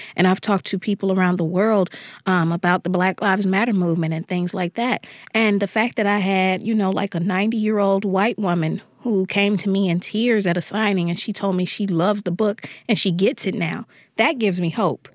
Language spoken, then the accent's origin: English; Jackson, Mississippi, United States; born or raised there